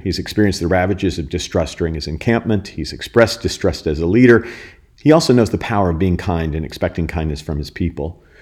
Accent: United States; as an American

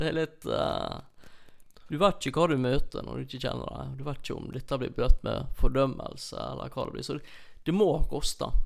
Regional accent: near Olsvika, Troms, Norway; når jeg vokste opp så på Y-a

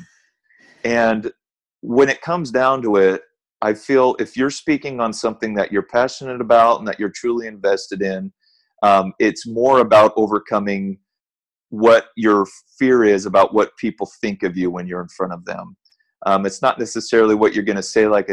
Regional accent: Southern California, United States; I grew up in Southern California.

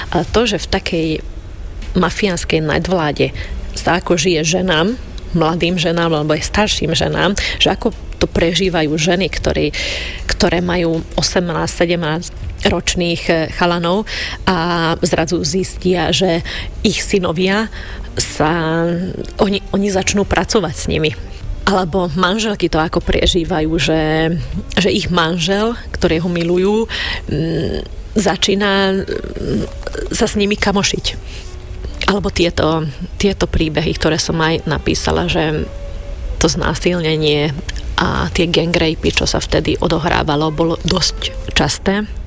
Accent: Šamorín, Trnava Region, Slovakia; Ja som vyrastala v Šamoríne

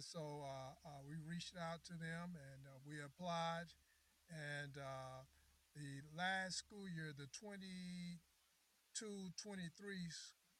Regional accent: Louisville, Kentucky, United States; moved away as an adult; I grew up in Louisville, Kentucky

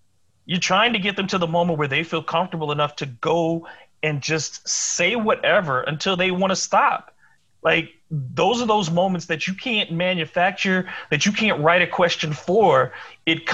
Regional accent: Detroit, Michigan, United States; moved away; also born or lived in Springfield, Massachusetts; I was born in Detroit. The Red Wings have been part of my life since I was a kid

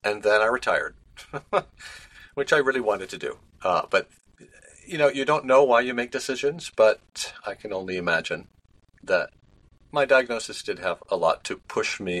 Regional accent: Cleveland, Ohio, United States; now in New Jersey, United States; I grew up in Ohio, suburban Cleveland.

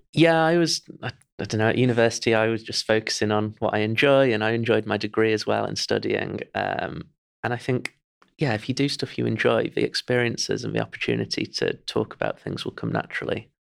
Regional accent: Chesterfield, East Midlands, United Kingdom; I'm from Chesterfield

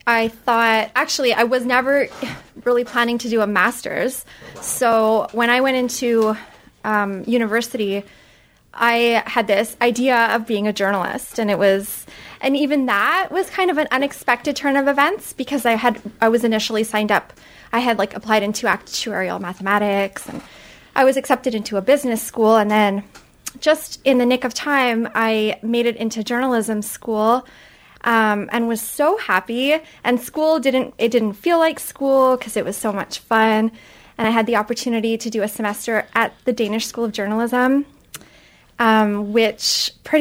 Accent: Montreal, Quebec, Canada; moved away; also born or lived in London; I'm from Montreal

